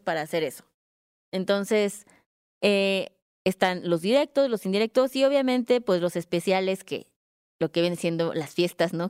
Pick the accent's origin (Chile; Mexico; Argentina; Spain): Mexico; como mexicanos, pues los hijos los mantenemos